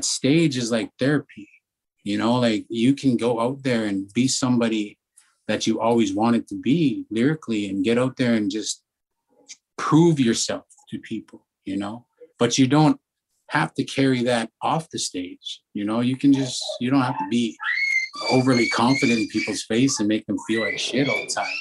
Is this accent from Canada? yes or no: yes; Alberta, Canada; we're from Hobie, Alberta